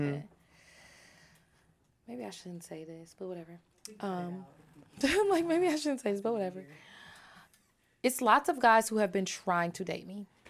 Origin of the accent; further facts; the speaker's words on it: Jamaica; I'm a Jamaican, and I get like, who do you think you're talking to?